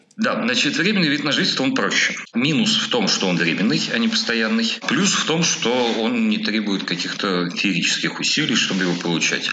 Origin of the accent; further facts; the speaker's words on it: Moscow, Russia; moved away as an adult; now in Kyiv, Ukraine; я как москвич